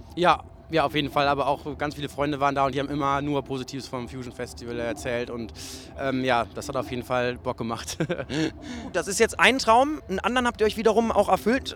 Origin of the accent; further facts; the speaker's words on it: Cologne, North Rhine-Westphalia, Germany; als Kölner